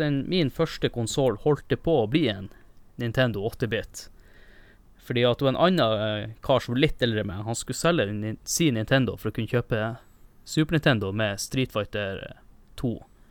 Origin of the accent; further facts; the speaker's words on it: Northern Norway, Norway; Jeg er jo nordlending